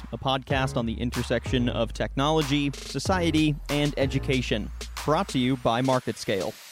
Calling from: Virginia, United States; Northern Virginia, the Bill of Rights Institute has our offices here. It's also where I reside. It's uh, just across the Potomac River from Washington, D.C.

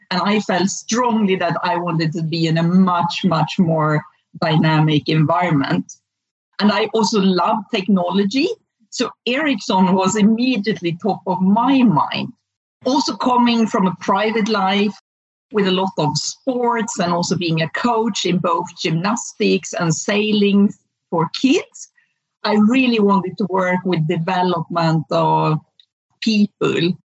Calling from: Hönö, Västra Götaland, Sweden; I'm calling from a small island called Helso in the Gothenburg archipelago

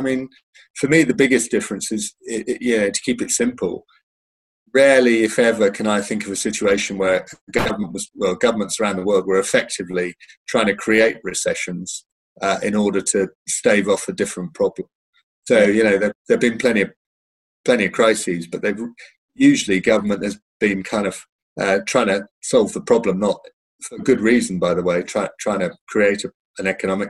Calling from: London, United Kingdom; I'm logged in from London. Well, just outside London, actually.

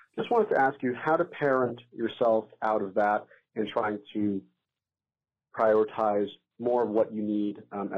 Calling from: New York City, New York, United States; I'm from New York City.

